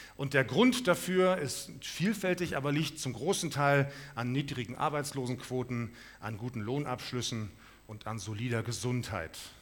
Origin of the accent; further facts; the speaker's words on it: Munich, Bavaria, Germany; now in Krefeld, Germany; ich komme aus München